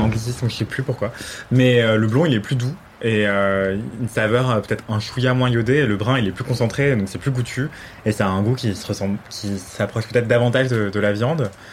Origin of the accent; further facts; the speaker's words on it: Martinique; je viens de Martinique